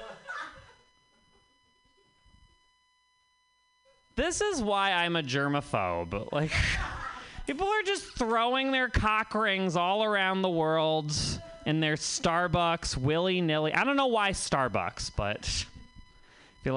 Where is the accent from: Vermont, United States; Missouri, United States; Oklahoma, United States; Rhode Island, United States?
Vermont, United States; I'm from Vermont